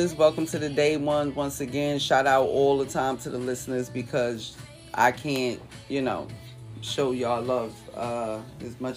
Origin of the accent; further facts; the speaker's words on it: Jersey City, New Jersey, United States; moved away as an adult; also born or lived in Newark, New Jersey / Irvington, New Jersey; now in California, United States; I'm from Jersey City